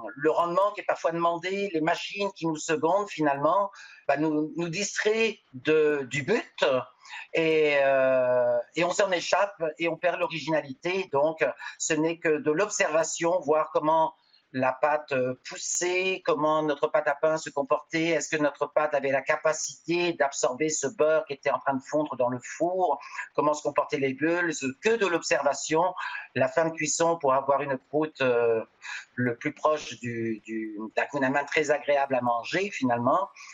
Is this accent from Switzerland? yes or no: no; Normandy, France; now in Montreal, Canada; je suis de Normandie